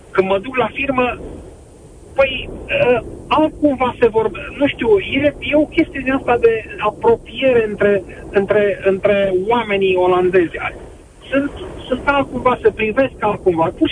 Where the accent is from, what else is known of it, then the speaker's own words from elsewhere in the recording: Romania; Nu știm, nu vrem să ne respectăm unul pe celălalt. Nu știm să ne iubim unul pe celălalt ca români.